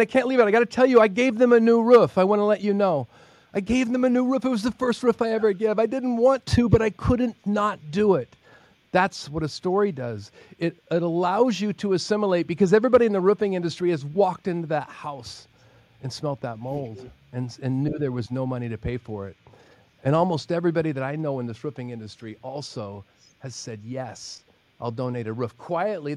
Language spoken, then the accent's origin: English; Oregon, United States; moved away as an adult; Growing up in Oregon